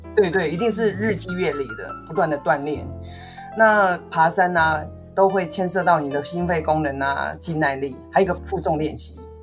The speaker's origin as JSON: {"language": "Chinese", "country": "Taiwan", "said": "我们自己身为台湾人"}